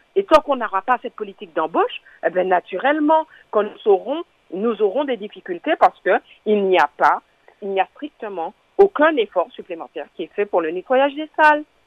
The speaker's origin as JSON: {"language": "French", "country": "Martinique", "said": "en tant que martiniquaise, en tant que syndicaliste aussi"}